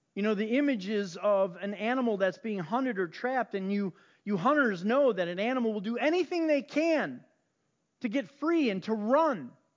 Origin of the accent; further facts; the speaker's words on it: Chicago, Illinois, United States; I grew up on the South Side